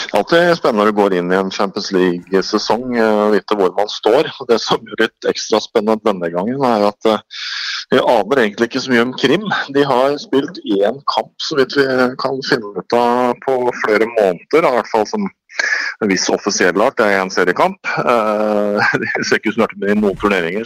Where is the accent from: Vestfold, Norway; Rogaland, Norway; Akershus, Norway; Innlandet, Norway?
Vestfold, Norway; Sandefjord; jeg er fra Sandefjord